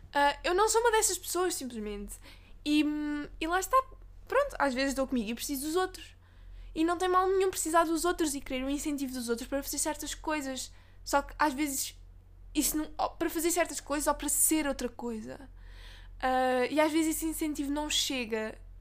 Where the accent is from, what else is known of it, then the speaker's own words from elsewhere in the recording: Portugal; É a autarquia onde eu cresci.